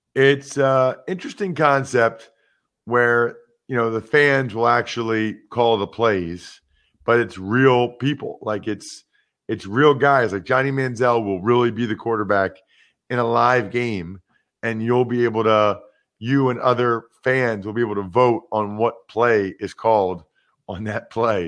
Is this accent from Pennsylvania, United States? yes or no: yes; Wyomissing, Pennsylvania, United States; my hometown, Wyomissing, Pennsylvania